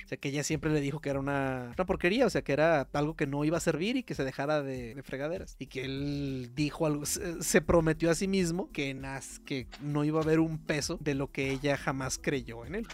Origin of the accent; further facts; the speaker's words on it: Mexico; uno como mexicano no está muy acostumbrado